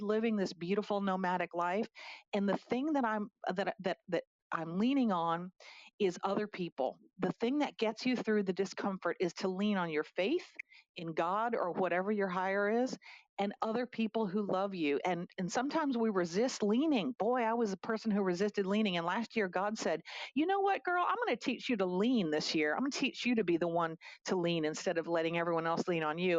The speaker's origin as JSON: {"language": "English", "town": "Harrisburg", "region": "Pennsylvania", "country": "United States", "tie": "born or raised there", "also_born_or_lived": "Philadelphia / Atlanta", "moved": "as an adult", "said": "I moved from my hometown of Harrisburg to Philadelphia when I was 18 years old"}